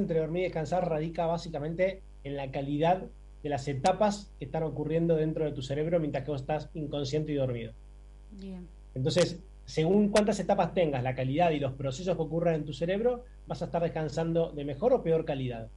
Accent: Buenos Aires, Argentina; nací y criado en Buenos Aires

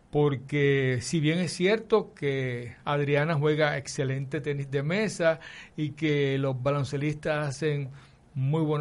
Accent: Carolina, Puerto Rico; Eh, yo soy de Carolina, sí. De Carolina. De Country Club.

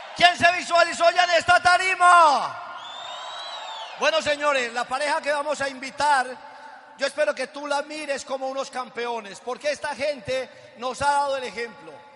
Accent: Cuba; moved away; como cubanos que somos

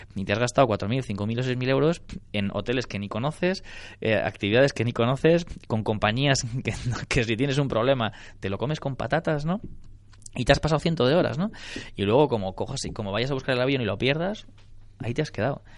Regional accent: Barcelona, Catalonia, Spain; yo soy de Barcelona

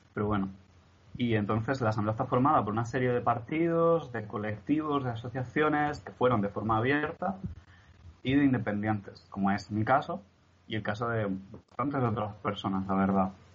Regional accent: Barcelona, Catalonia, Spain; now in Murcia, Spain; no somos de aquí, mi familia y yo, somos de Barcelona

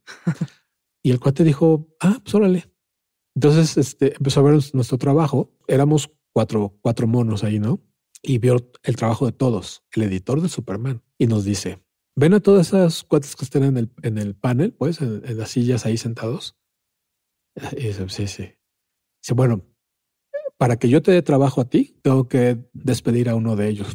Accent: Mexico; accent: Mexican; se ve que soy mexicano, pues, ¿no? Y de acento

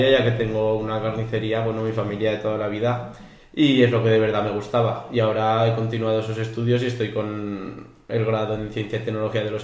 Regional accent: Escalona, Aragon, Spain; also born or lived in Zaragoza; soy de Escalona, también de, a 5 kilómetros de la huerta solamente

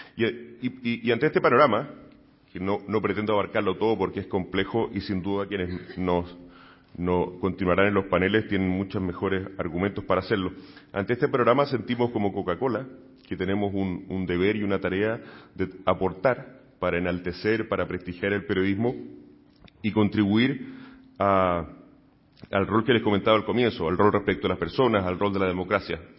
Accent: Chile; now in Spain; trabajé durante muchos años en medios de comunicación en mi país, en Chile

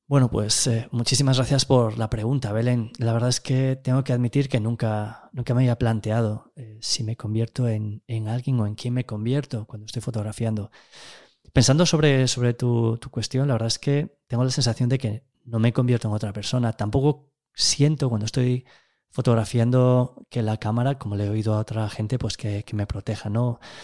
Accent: A Gudiña, Galicia, Spain; also born or lived in Ourense / Tameirón; Nací en 1976 en Agudiña, un pequeño pueblo arrinconado en el extremo sureste de Galicia. Bueno, en realidad me llevaron a nacer allí desde Ourense

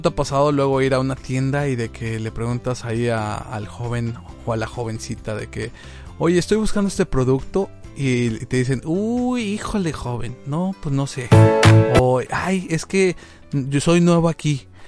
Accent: Tlaxcala, Mexico; Yo soy de Tlaxcala

